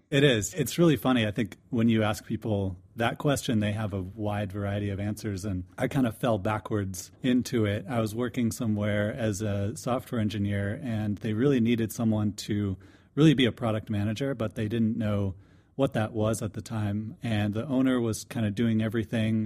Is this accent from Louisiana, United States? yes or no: no; DeLand, Florida, United States; I'm from DeLand, Florida.